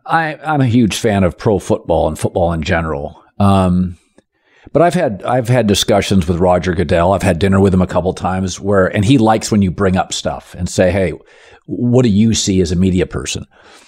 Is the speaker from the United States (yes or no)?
yes; Seattle, Washington, United States; So I grew up in Seattle Kingdom. It was like concrete.